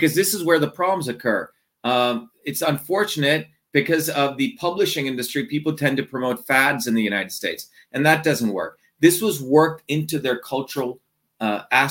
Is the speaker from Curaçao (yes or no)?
no; India; moved away; growing up in India